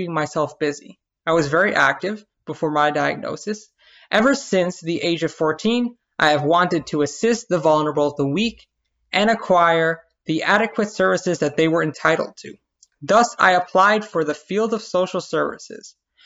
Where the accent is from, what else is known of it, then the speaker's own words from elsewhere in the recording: New York City, New York, United States; I'm Puerto Rican born and raised in Brooklyn, New York